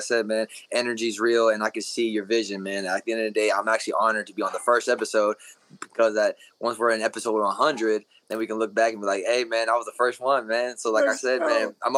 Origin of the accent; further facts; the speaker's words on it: Kansas City, Missouri, United States; also born or lived in Ciudad Juárez, Mexico; I was born in Juarez, Mexico. And I moved up here when I was 4 in Kansas City area